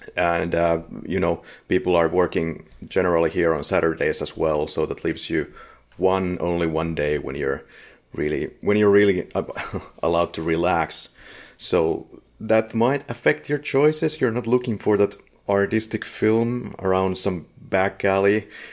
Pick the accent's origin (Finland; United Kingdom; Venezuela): Finland; We're from Finland